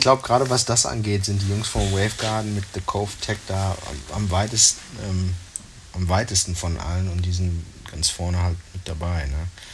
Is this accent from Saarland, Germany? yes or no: no; North Rhine-Westphalia, Germany; bei uns in Nordrhein-Westfalen